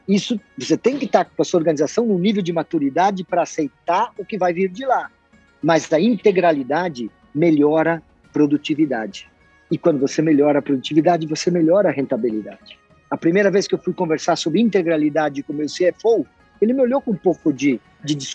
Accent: Santa Catarina, Brazil; accent: strong R, German and Italian colonization; Eu venho de uma região do oeste de Santa Catarina, onde a pronunciação do R ela é bastante carregada, porque é uma colonização alemã e italiana.

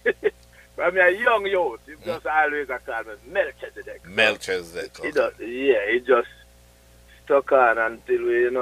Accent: St. Ann's Bay, Saint Ann, Jamaica; St. Anne. We originate from St. Anne's Bay.

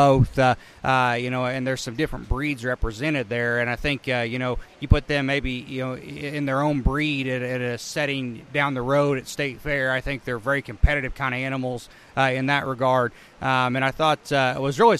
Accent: Indiana, United States; moved away as an adult; also born or lived in Illinois; now in Mattoon, United States; I grew up in Indiana

